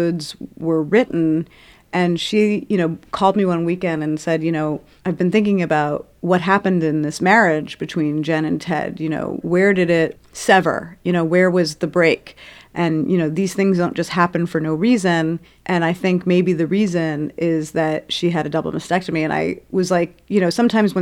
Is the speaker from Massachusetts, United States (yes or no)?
no; New York City, New York, United States; I'm from Brooklyn